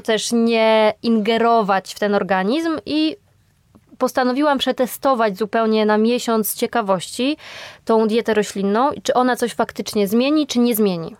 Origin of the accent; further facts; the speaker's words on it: Podkarpacie, Subcarpathian Voivodeship, Poland; moved away as an adult; now in Warsaw, Poland; wyjechałam z rodzinnego Podkarpacia do Warszawy